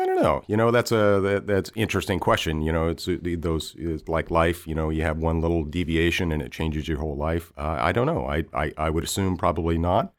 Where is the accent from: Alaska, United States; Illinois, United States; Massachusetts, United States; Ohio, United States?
Alaska, United States; also born or lived in Bay Area, California; No, I'm originally from Alaska. I wasn't born there. I was actually six years old when we moved to Alaska from the Bay Area.